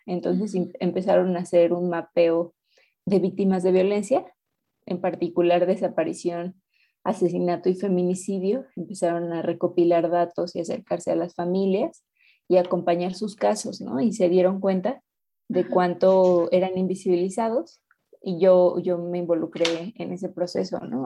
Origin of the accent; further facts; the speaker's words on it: Mexico City, Mexico; soy de México, de la Ciudad de México.